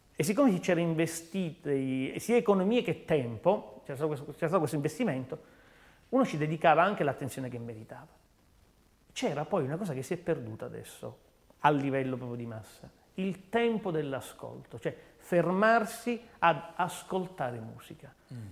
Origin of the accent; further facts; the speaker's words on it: Palermo, Sicily, Italy; da palermitano